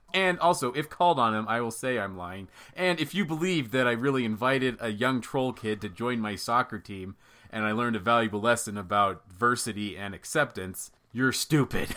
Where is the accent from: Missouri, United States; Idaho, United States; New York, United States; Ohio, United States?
Idaho, United States; Pocatello; moved away; also born or lived in Utah; I went back to Pocatello, my hometown, about a month ago with my family